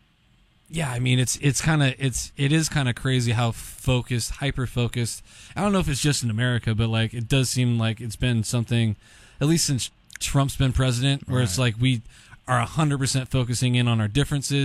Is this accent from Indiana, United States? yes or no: no; Long Beach, California, United States; I grew up in Long Beach, born and raised in Long Beach